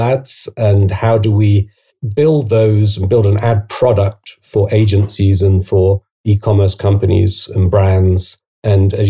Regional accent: United Kingdom; accent: British; moved away as an adult; also born or lived in Oxford / Asia; I'm British, as you can probably tell from my accent.

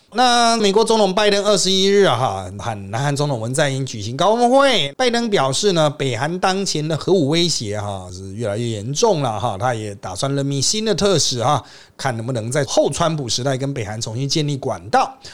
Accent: Taiwan; 我们台湾人

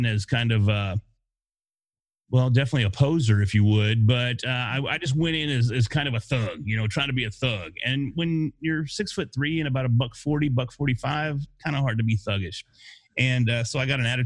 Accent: Denison, Texas, United States; I was born in a small town called Denison, Texas

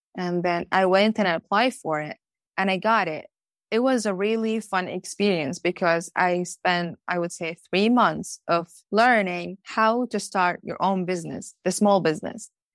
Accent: Palestine; moved away as an adult; now in Norwood, United States; I moved here to America, as I told you, as a growing up in Palestine

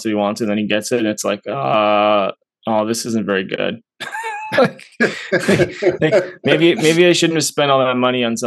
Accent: Canada; I'm a Canadian person

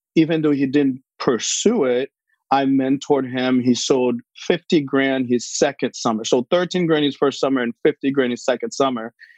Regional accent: Haiti; moved away; I was born in Haiti

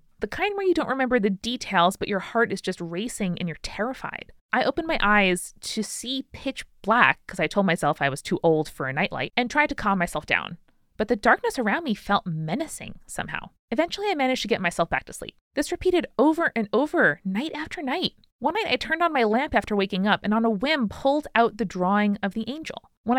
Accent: United States; Exorcist had really creeped into my brain, even though I'd never seen it, just because I was like growing up in America.

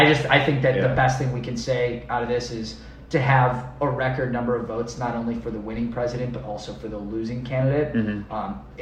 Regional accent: United States; I, as an American

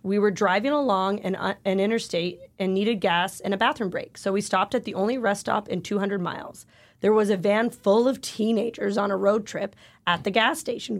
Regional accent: Canada; I am Canadian

